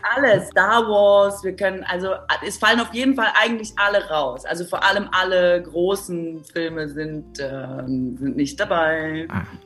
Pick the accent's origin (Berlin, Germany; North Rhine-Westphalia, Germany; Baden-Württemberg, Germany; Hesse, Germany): Baden-Württemberg, Germany; moved away; Ich komme ja aus Baden-Württemberg